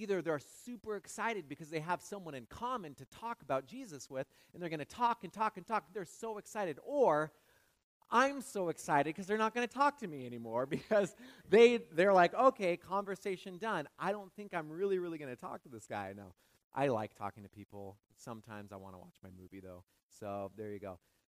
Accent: West Coast, United States; I'm from the West Coast. I'll fly a lot to go back.

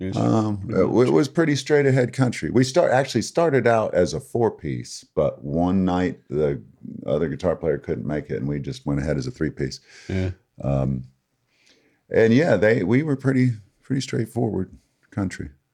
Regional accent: Lansing, Michigan, United States; now in Bloomingdale, United States; I grew up in Lansing, Michigan

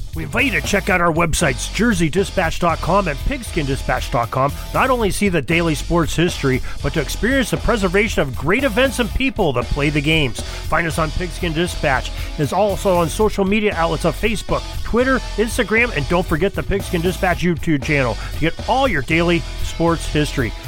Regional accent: Erie, Pennsylvania, United States; here in my hometown

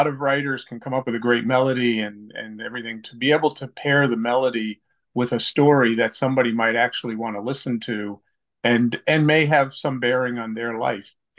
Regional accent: Long Island, New York, United States; now in West Hartford, United States; I grew up on Long Island

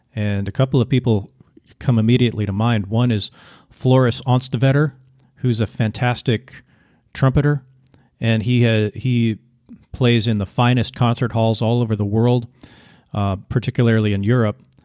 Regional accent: United States; also born or lived in Vietnam; I'm an American

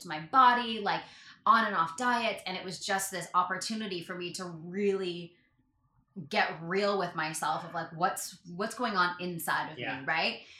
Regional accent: Canada; I'm Canadian

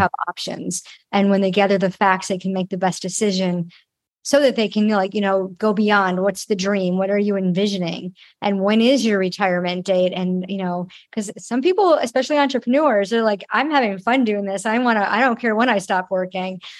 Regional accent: Rochester, New York, United States; moved away; my hometown, Rochester, New York

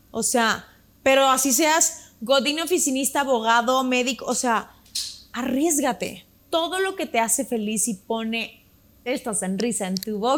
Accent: Mexico; puede ser fuera de México, ¿verdad? Pero pues si empezamos como en mi país, podría ser

